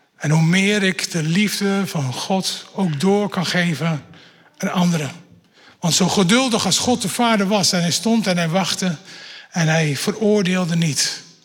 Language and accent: Dutch; Netherlands; dat ben ik een echte Nederlander